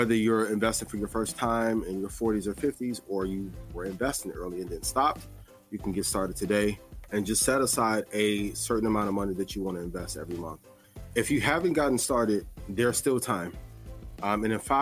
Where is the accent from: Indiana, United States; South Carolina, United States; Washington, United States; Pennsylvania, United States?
Indiana, United States; East Chicago; I'm originally from East Chicago, Indiana.